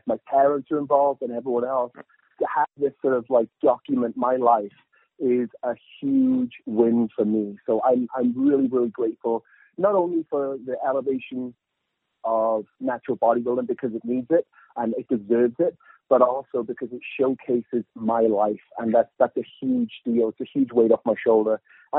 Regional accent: United Kingdom; moved away as an adult; now in United States; But the funny thing is that every time that I go home back to the UK, I go home

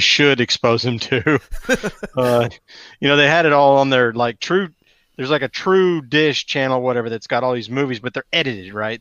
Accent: Atlanta, Georgia, United States; I grew up in Metro Atlanta

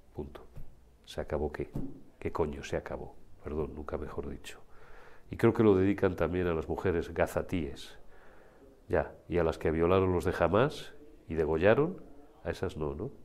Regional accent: Zamora, Castile and León, Spain; las hemos visto en mi tierra, en Zamora

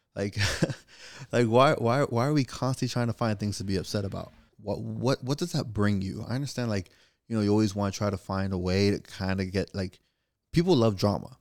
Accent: Florida, United States; I'm from Florida

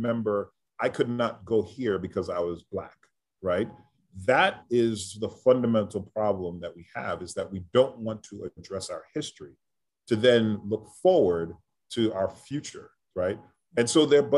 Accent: New York City, New York, United States; I grew up in New York City, but in the 80s

